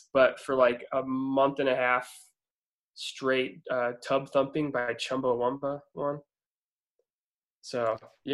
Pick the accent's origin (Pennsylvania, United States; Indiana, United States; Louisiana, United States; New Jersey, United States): Indiana, United States; Warsaw; I was born and raised in Warsaw, Indiana, which is a small town, like north central Indiana